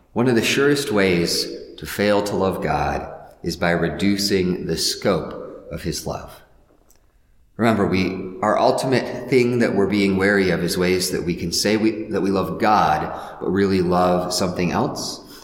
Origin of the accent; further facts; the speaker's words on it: Midwest, United States; I'm a Midwesterner because I'm not, you know, one of those coastal people or a Southerner.